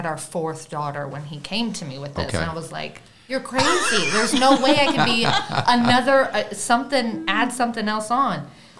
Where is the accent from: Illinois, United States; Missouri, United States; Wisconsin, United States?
Illinois, United States; Pinckneyville; I'm originally from Pinckneyville, Illinois. Mm-hmm. So I'm a little on that side of the creek or river or whatever they say.